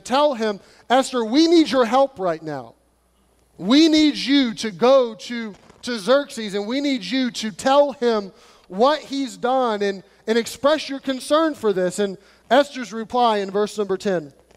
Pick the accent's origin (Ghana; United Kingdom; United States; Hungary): United States; us as Americans